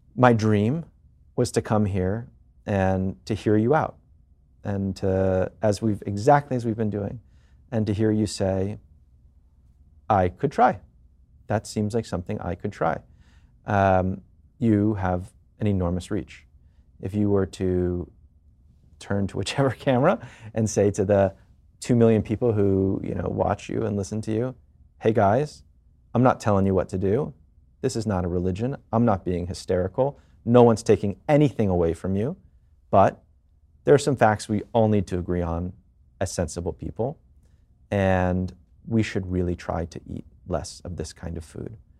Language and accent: English; Washington, District of Columbia, United States; now in New York, United States; I was born and raised in D C